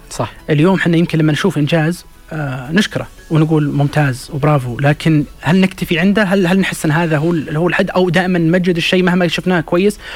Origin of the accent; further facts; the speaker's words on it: Saudi Arabia; عندنا في السعودية